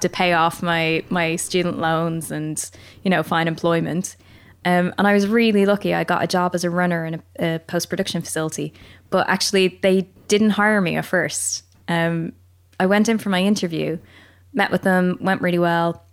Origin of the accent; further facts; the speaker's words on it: Ireland; accent: Irish; moved away as an adult; also born or lived in England; now in United Kingdom; I'm Irish